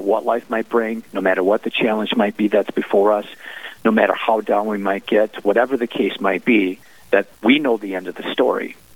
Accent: Green Bay, Wisconsin, United States; now in Duluth, United States; being from uh, Green Bay and having grown up in that area

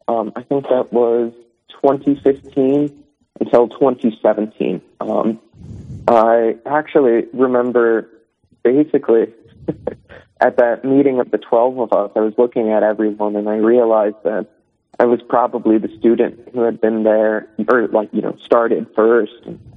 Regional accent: Rapid City, South Dakota, United States; I was born and raised in Rapid, actually.

